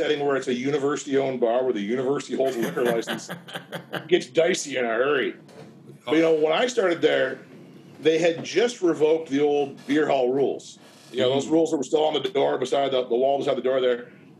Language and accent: English; Gananoque, Ontario, Canada; moved away as an adult; also born or lived in Kingston, Ontario / Waterloo, Ontario; now in Stratford, Canada; Gananoque, my hometown